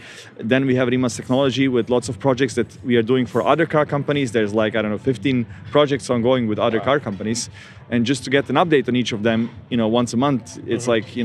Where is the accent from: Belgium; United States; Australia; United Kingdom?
Australia; And also, with mate instead of mate, like I'm Australian, but it's fine.